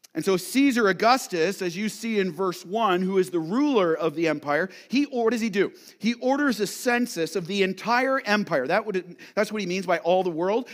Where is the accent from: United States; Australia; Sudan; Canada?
Canada; London, Ontario; now in Ottawa, Canada; My wife and I are from London, Ontario, but if there was a s, this census was ordered, even though we live in Ottawa, we'd have to go back to London, Ontario, where we were born